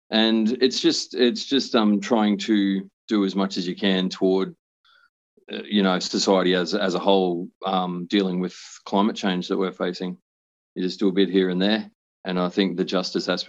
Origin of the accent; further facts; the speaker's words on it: Brisbane, Queensland, Australia; I grew up on Turrbal land up on the north side of Brisbane.